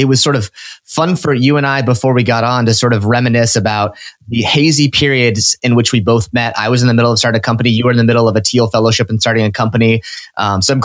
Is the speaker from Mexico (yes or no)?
no; Nebraska, United States; I'm from Nebraska